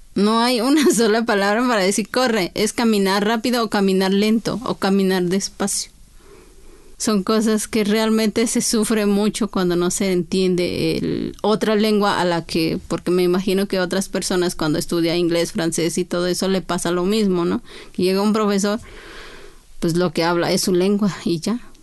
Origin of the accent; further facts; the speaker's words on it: San Juan Lalana, Oaxaca, Mexico; first language Chinantec; Spanish is a second language; moved away as an adult; now in Mexico City, Mexico; Yo también soy de ahí de San Juan La Lana